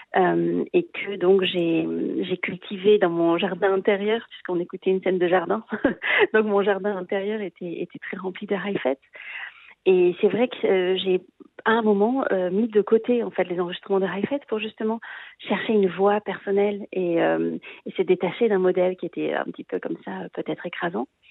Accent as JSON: {"language": "French", "town": "Marseille", "region": "Provence-Alpes-Côte d'Azur", "country": "France", "also_born_or_lived": "Paris / Vienna / Munich", "moved": "yes", "said": "je suis marseillaise, euh, donc une fille du sud de la France"}